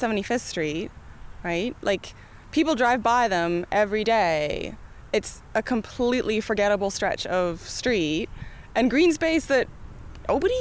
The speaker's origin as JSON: {"language": "English", "town": "Kitchener-Waterloo", "region": "Ontario", "country": "Canada", "accent": "Ontario", "moved": "as an adult", "lives_now": "Edmonton, Canada", "said": "Yeah, I'm originally from Kitchener-Waterloo, Ontario girl. You can probably hear it in my Ontario accent, right?"}